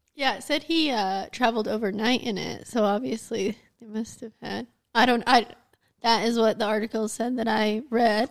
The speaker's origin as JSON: {"language": "English", "country": "United States", "said": "as an American"}